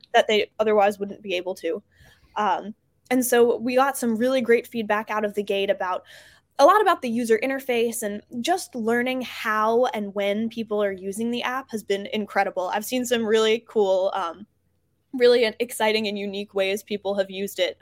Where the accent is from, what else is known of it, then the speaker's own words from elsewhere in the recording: New Jersey, United States; now in Baltimore, United States; I'm originally from New Jersey